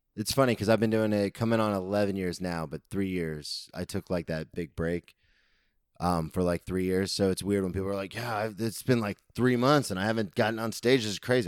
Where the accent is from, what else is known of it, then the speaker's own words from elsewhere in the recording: Daytona Beach, Florida, United States; I grew up here, I lived here my whole life